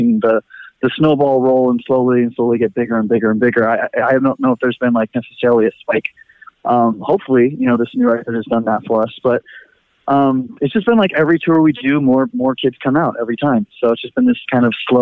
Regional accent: Fremont, California, United States; Ian and I grew up in Fremont together

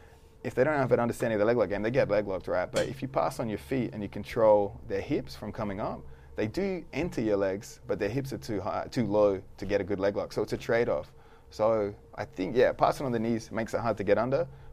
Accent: Australia; I'm from Australia.

